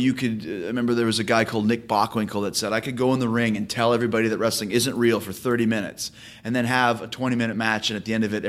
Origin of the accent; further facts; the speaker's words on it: Winnipeg, Manitoba, Canada; Growing up in Winnipeg, they would do these tours of the Northern Indian reservations, mm-hmm. Northern Manitoba.